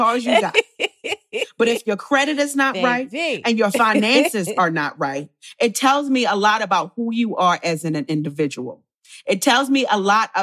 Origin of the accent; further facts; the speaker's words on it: Baltimore, Maryland, United States; So my parents are Jamaican. My mother is Rastafarian. So I grew up in Baltimore, but in a Jamaican household.